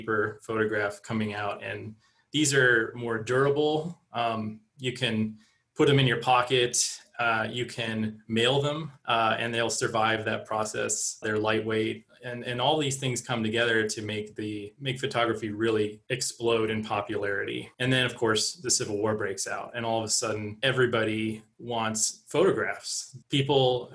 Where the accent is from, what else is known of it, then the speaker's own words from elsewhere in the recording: Pittsburgh, Pennsylvania, United States; I grew up in the Pittsburgh area, so we made trips to Gettysburg and other battlefields in the area.